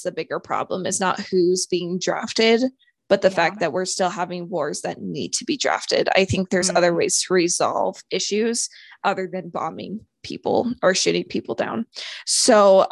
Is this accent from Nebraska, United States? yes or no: no; Idaho, United States; I am from Idaho.